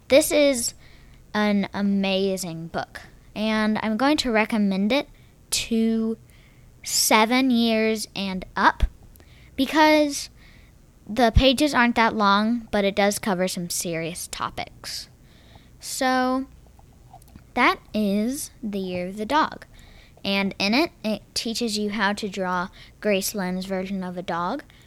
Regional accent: Texas, United States; accent: semi Texas; my semi Texas accent, just with the R's and stuff

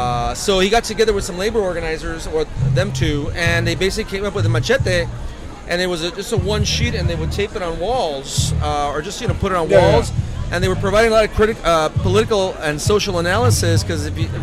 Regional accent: East Los Angeles, California, United States; I grew up in East Los Angeles.

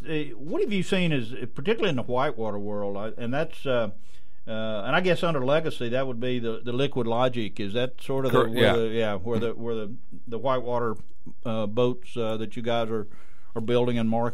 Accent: South Louisiana, United States; moved away; I grew up in South Louisiana

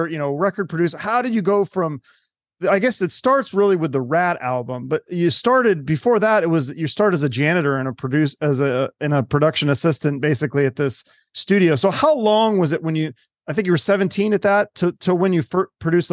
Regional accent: Seattle, Washington, United States; now in Arizona, United States; I'm from Seattle, and I had lived there for most of my life. Then I moved to Arizona

